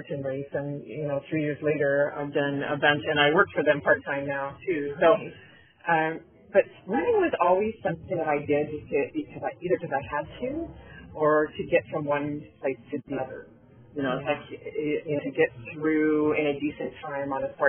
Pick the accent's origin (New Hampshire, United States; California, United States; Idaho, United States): California, United States; Southern; moved away as an adult; also born or lived in Canada / North Carolina; now in San Antonio, United States; I was born and raised in Southern California